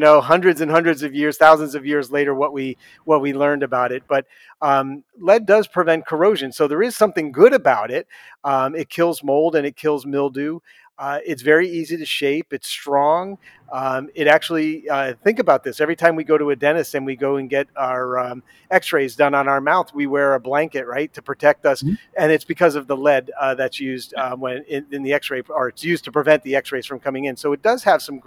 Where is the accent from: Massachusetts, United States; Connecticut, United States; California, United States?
Connecticut, United States; moved away as an adult; also born or lived in Pennsylvania / Kentucky; I've been born and raised in Connecticut, but I've lived in Pennsylvania and Kentucky, of all places, as well